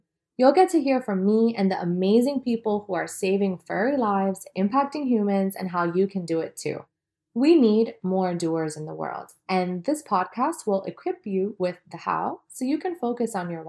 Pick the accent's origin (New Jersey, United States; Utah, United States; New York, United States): New York, United States; New York City; I'm from New York City, Dominican American